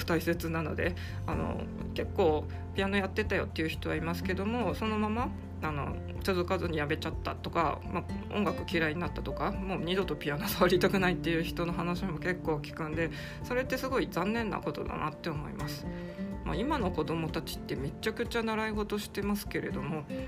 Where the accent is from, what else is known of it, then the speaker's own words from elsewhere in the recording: Hokkaido, Japan; 高校受験する時私北海道ですけど北海道ってまあ基本公立高校がメイン